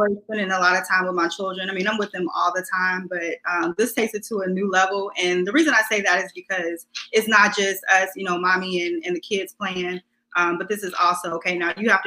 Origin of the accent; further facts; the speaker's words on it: United States; I grew up in Woodlawn